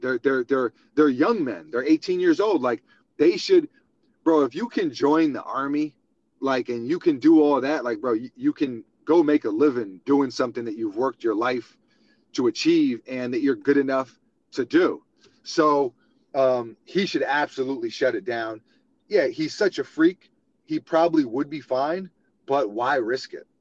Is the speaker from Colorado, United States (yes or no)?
no; New York City, New York, United States; young kid growing up in New York City with uh, with big basketball dreams